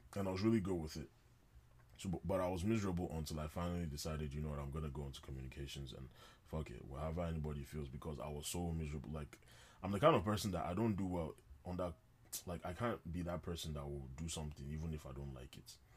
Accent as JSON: {"language": "English", "country": "Nigeria", "said": "I'm a Nigerian guy"}